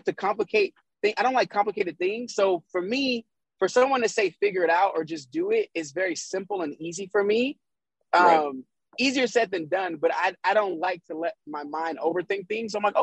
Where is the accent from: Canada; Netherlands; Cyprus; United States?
United States; Kansas; moved away; also born or lived in Las Vegas; I'm from Kansas originally.